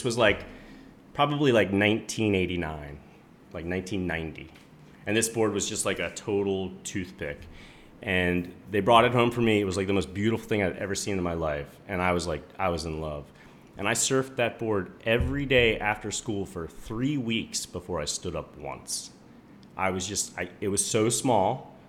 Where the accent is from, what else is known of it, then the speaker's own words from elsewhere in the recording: Ocean City, New Jersey, United States; So I grew up in Ocean City, New Jersey, which is like a 7 mile long island off the coast of New Jersey.